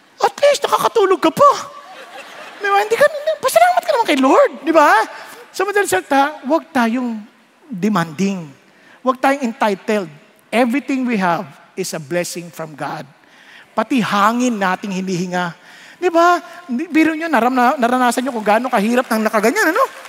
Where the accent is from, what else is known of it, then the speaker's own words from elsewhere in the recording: Marikina, Metro Manila, Philippines; Marikenyo ako